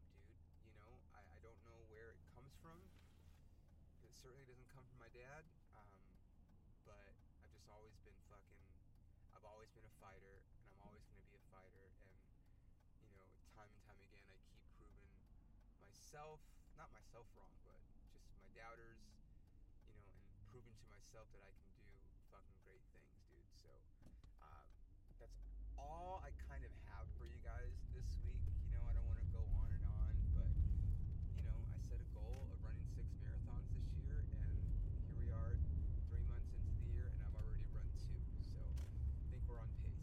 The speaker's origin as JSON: {"language": "English", "town": "Ontario", "region": "California", "country": "United States", "tie": "born or raised there", "said": "the Ontario Improv, the club in my hometown."}